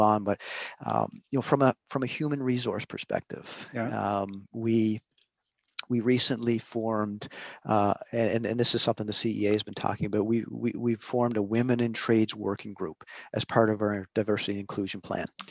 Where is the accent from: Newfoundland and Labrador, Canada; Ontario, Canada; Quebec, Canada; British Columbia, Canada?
Newfoundland and Labrador, Canada; now in Prince Edward Island, Canada; I'm living in Prince Edward Island, been here for 20 21 years, uh, but I was born and raised in Newfoundland.